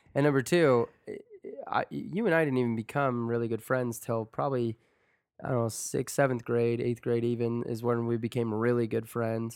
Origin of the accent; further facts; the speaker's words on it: Sandy, Utah, United States; We grew up in Sandy, Utah